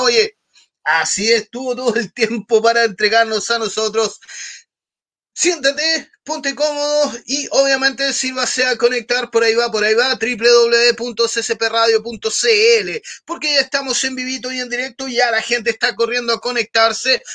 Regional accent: Talcahuano, Biobío, Chile; Yo soy de Talcahuano, amigo, igual digo que soy de Conce

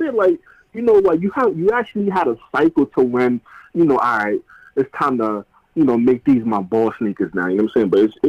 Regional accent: New York City, New York, United States; also born or lived in Guinea; It was growing up in the Bronx and it's just the best. Growing up in New York City

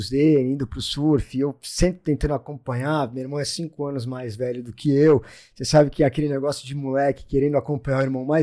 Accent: Santos, São Paulo, Brazil; É, eu comecei a surfar aqui em Santos, sou natural de Santos, né?

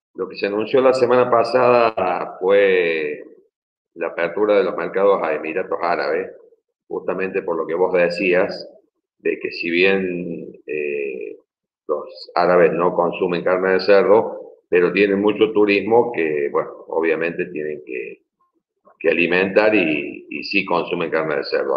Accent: Argentina

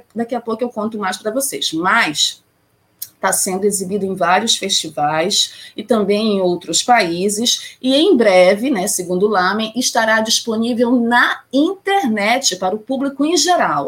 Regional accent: Pará, Brazil; aqui da minha terrinha, do meu estado. Adoro trazer notícias de cinema, do audiovisual aqui do meu estado

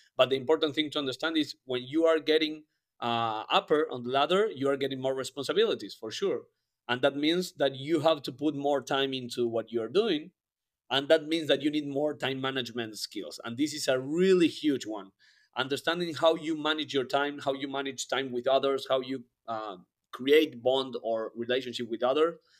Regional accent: Argentina; moved away; I am from Argentina originally

